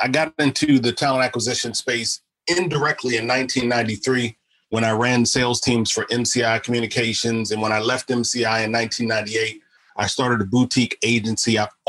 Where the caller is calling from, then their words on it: Baltimore, Maryland, United States; I'm actually in Baltimore, Maryland, referred to as Charm City.